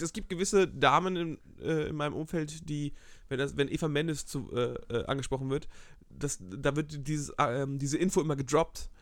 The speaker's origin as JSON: {"language": "German", "town": "Geesthacht", "region": "Schleswig-Holstein", "country": "Germany", "tie": "born or raised there", "moved": "yes", "said": "Ich komme aus so einer kleinen Vorstadt vor Hamburg, das, äh, dreißigtausend Einwohner"}